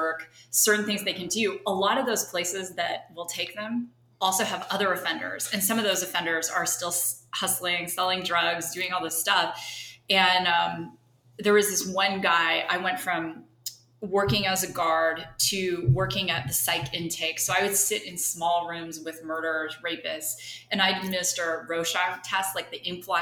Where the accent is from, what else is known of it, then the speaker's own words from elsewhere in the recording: just outside of Toronto, Ontario, Canada; moved away as an adult; now in Arizona, United States; I'm originally from Canada. Okay. So just outside of Toronto